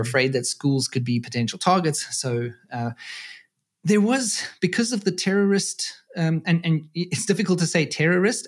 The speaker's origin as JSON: {"language": "English", "country": "South Africa", "tie": "born or raised there", "moved": "as an adult", "lives_now": "Germany", "said": "I'm originally from South Africa, uh, born and raised there, and I have been living in Germany now for fourteen years"}